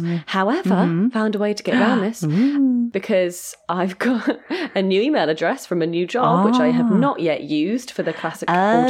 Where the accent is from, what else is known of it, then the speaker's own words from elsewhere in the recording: Sheffield, Yorkshire and the Humber, United Kingdom; Okay, you're from London. I'm from Sheffield. Right, you're going to have to move to Sheffield with me.